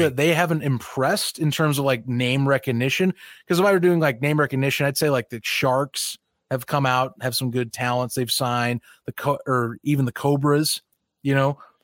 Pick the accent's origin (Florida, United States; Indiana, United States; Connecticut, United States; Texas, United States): Indiana, United States; near Chicago; I grew up near Chicago